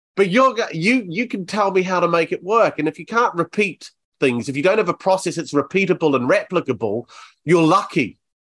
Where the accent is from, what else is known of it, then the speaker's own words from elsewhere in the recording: New Zealand; now in Bournemouth, United Kingdom; I'm from New Zealand originally